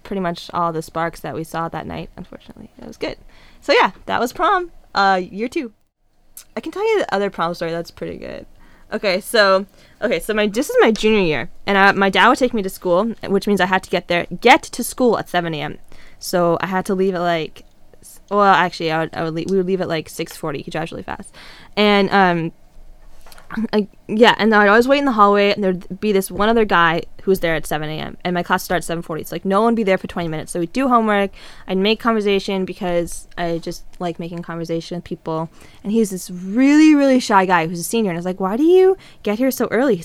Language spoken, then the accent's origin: English; Canada; moved away; also born or lived in California; I'm Canadian, but like no one knew that because I was in California